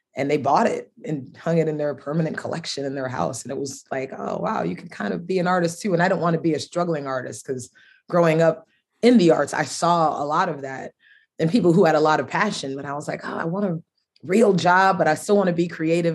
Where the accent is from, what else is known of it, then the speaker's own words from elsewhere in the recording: Miami, Florida, United States; I am from Miami, Florida, and my parents were uh, both West Indian.